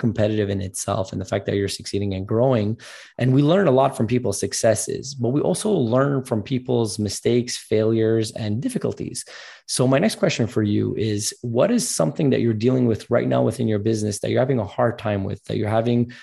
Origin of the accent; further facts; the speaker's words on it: Montreal, Quebec, Canada; I'm actually from Montreal, so just a bit north of New York, a 6-hour drive in Canada.